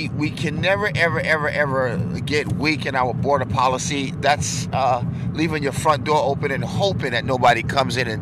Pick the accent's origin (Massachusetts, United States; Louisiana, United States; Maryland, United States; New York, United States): New York, United States; I'm from New York